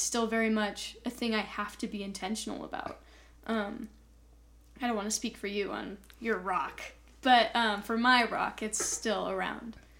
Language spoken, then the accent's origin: English; Colorado, United States; growing up in Colorado and Colorado only